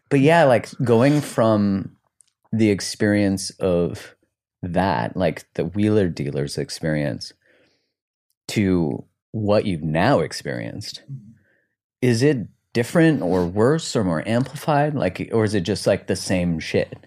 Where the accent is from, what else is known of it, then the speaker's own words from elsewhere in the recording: Canada; now in United States; I'm Canadian